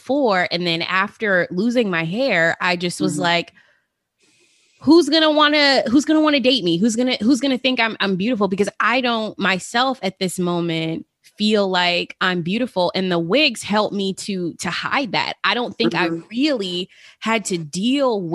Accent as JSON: {"language": "English", "town": "Las Vegas", "region": "Nevada", "country": "United States", "tie": "born or raised there", "said": "growing up in Las Vegas"}